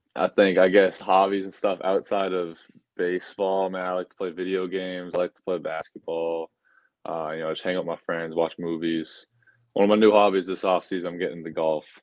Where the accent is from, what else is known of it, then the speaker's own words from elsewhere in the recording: Sutton, Massachusetts, United States; moved away as an adult; also born or lived in Maryland / Nashville; I grew up in Massachusetts. I'm from Sutton, a smaller town right outside of Worcester, Massachusetts